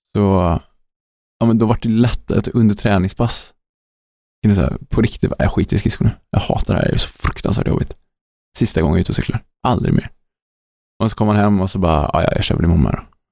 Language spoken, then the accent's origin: Swedish; Sweden; Som svensk